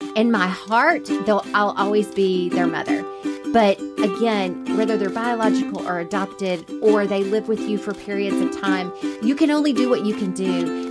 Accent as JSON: {"language": "English", "town": "Montgomery", "region": "Alabama", "country": "United States", "tie": "born or raised there", "moved": "as an adult", "lives_now": "Huntsville, United States", "said": "I was raised in Montgomery and never moved at all till I met him"}